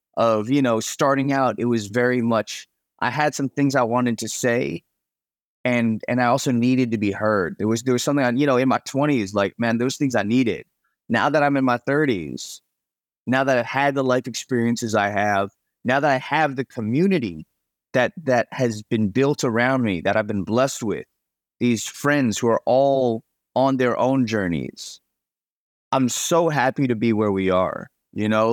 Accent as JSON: {"language": "English", "region": "New England", "country": "United States", "tie": "born or raised there", "also_born_or_lived": "Chicago, Illinois", "moved": "yes", "lives_now": "Los Angeles, United States", "said": "I was actually born in Chicago, and I grew up in New England"}